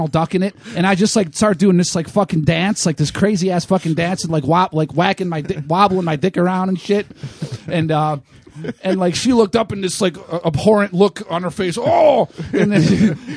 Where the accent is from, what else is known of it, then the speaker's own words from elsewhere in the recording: Put-in-Bay, Ohio, United States; That's my hometown. That's my home area, my stomping grounds